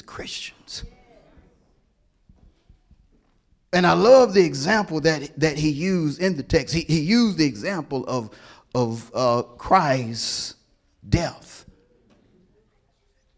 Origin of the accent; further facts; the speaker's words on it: Hewlett, United States; I'm from Hewlett